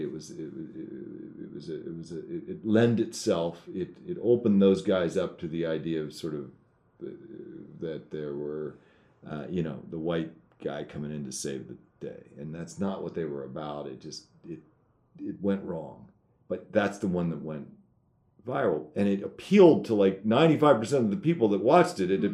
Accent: United States; I'm an American citizen

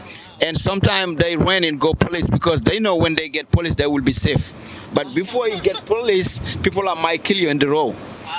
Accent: Saint-Louis, Senegal; now in Dakar, Senegal; Yeah, I mean, Saint Louis is a quiet.

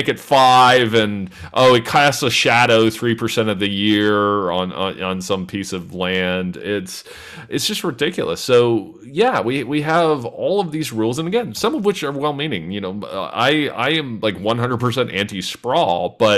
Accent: London, Ontario, Canada; looking at London, Ontario. And, you know, what's happening in my hometown

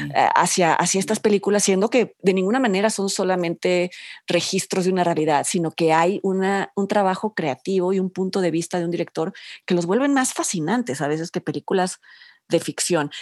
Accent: Mexico

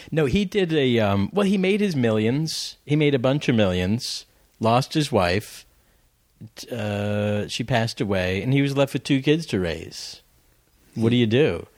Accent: Florida, United States; moved away as an adult; I was a kid from Florida

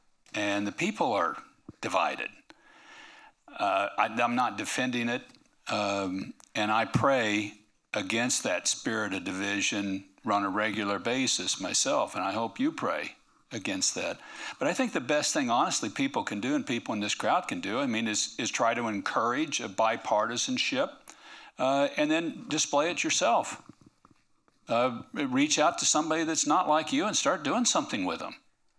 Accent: Parker, Kansas, United States; I grew up in Parker, Kansas, and I don't know if anybody here could identify it on a map. And we weren't on some maps. We were so small.

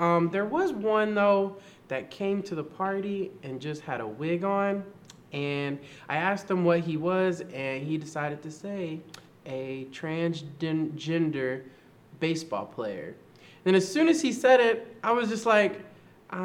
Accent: Kansas City, United States; I'm from Kansas City.

